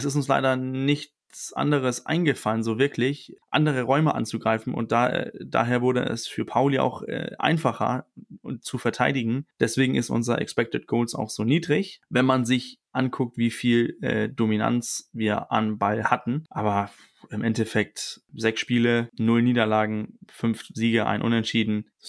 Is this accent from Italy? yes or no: no; Denmark; ich bin auch Däne, ich darf das mit auch Vornamen mit dem Coach sein